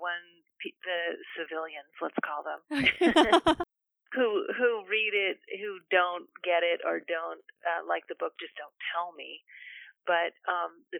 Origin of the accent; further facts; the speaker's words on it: Carmel Valley, California, United States; also born or lived in Bay Area; I just moved from the Bay Area to back to my hometown, Carmel Valley.